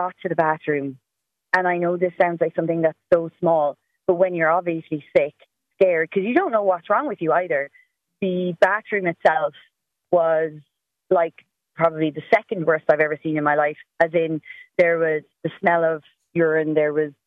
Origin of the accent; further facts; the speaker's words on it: Cork, Munster, Ireland; I am from Cork, so I know I live very close to a hospital